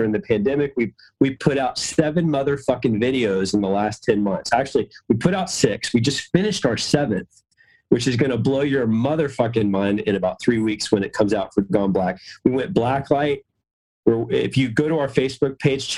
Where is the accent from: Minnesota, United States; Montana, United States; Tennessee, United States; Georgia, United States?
Georgia, United States; Atlanta; I'm from Atlanta